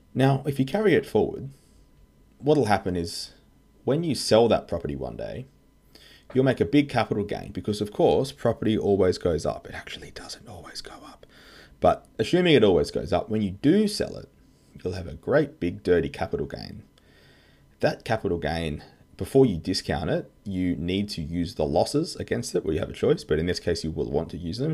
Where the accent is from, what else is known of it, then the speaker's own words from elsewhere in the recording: Australia; I'm an Aussie tax lawyer